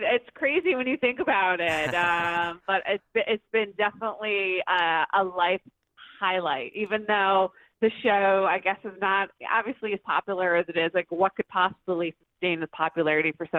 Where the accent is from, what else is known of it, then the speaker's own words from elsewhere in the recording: Detroit, Michigan, United States; born and raised.